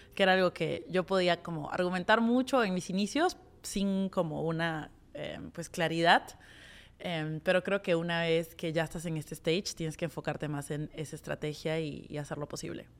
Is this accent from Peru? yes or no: yes; Peru